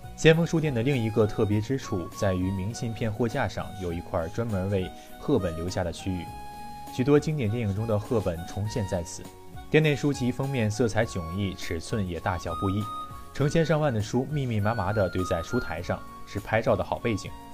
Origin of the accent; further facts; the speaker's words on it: the North, northern China, China; 作为一个北方人